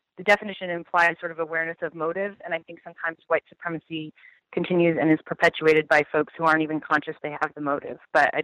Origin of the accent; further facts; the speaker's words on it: Denver, Colorado, United States; moved away; also born or lived in Iowa; I grew up in Colorado, in Denver.